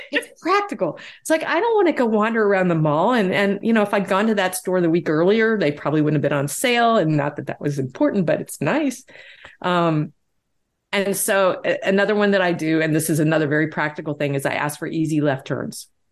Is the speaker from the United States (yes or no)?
yes; Deep South, United States; I grew up in the Deep South.